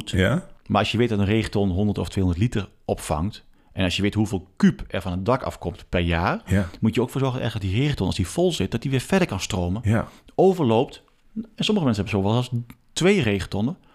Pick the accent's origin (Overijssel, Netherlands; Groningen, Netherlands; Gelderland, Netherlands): Gelderland, Netherlands; Achterhoek; also born or lived in Arnhem, Netherlands; now in Oosterbeek, Netherlands; En ik ben ook een zandhaas hoor. Ik, ben, eh, ik kom uit de Achterhoek, ik hou van zand.